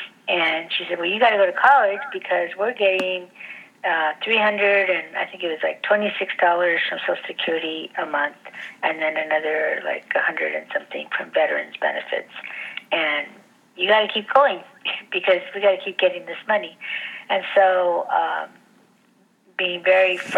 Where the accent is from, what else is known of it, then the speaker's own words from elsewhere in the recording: La Puente, California, United States; moved away as an adult; also born or lived in Logan Heights, San Diego; now in San Diego, United States; So I was raised in Los Angeles, and I grew up in the eastern part of Los Angeles County, called a little town called La Puente